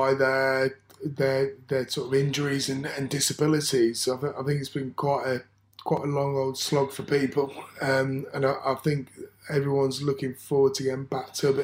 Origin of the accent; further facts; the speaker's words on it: Leicester, East Midlands, United Kingdom; So I was born in Leicester in 1984.